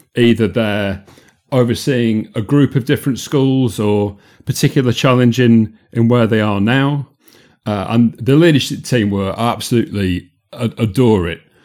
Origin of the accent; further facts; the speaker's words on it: Yorkshire and the Humber, United Kingdom; moved away as an adult; also born or lived in Manchester / London; I'm from South Yorkshire